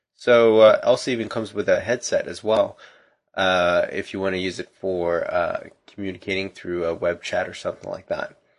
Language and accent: English; Canada; as a Canadian